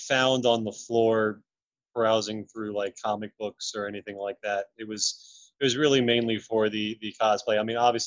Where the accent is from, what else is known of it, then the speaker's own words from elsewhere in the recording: Orlando, Florida, United States; I grew up in Orlando, Florida